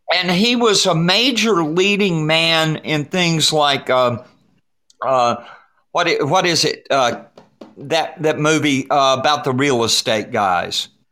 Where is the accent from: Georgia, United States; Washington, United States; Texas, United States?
Georgia, United States; Atlanta; the bakery down on Ponce de Leon Street in Atlanta. We would go there on, on for field trips uh, when we were kids